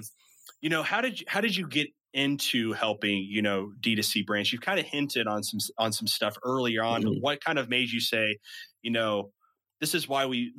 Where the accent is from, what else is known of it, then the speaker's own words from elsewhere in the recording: Midwest, United States; accent: Midwestern; the Midwestern in me